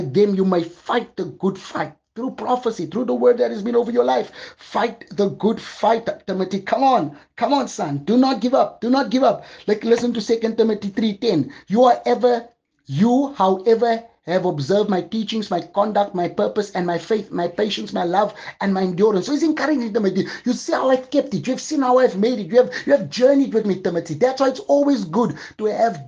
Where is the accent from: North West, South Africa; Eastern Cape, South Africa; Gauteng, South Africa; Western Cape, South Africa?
Gauteng, South Africa; Johannesburg; moved away as an adult; now in Cape Town, South Africa; God had to remove me from my place of birth to another city. I'm living from Johannesburg to Cape Town